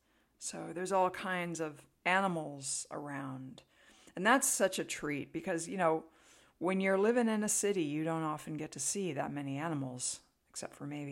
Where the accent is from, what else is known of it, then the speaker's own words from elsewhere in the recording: California, United States; now in Tennessee, United States; So we always like to downplay the fact that we're from California, just in case some of the locals might be a little bit hostile to an invasive species coming in from the left coast.